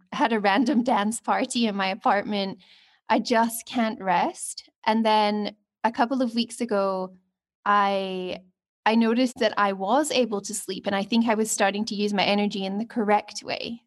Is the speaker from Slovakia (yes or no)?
no; Scotland, United Kingdom; now in Cape Town, South Africa; I'm from Scotland, but currently living on my Venus line in Cape Town